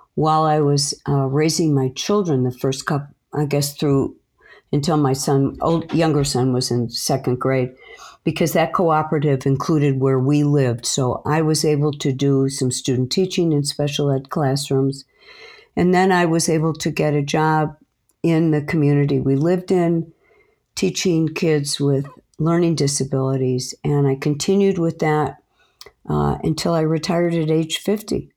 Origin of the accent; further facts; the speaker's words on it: Chicago, Illinois, United States; I grew up in a small community in the north side of Chicago.